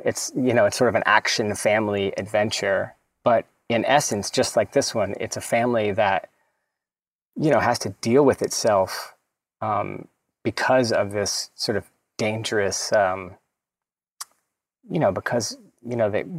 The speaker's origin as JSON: {"language": "English", "region": "Southern United States", "country": "United States", "said": "I was so like aggrieved as a Southerner, you know."}